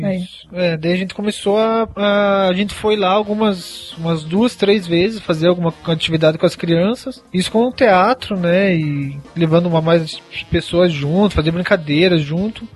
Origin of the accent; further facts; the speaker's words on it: Guarapuava, Paraná, Brazil; moved away as an adult; now in Curitiba, Brazil; eu sou de Guarapuava